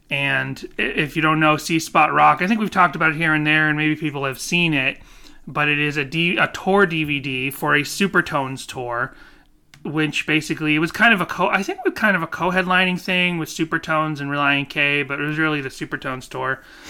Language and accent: English; Boston, Massachusetts, United States; accent: Boston; moved away; my old stomping ground, Boston.